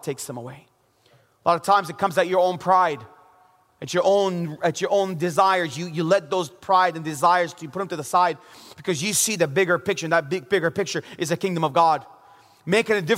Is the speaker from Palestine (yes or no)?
yes; Bethlehem, West Bank, Palestine; also born or lived in Jerusalem; I was born in Jerusalem and grew up in the city of Bethlehem.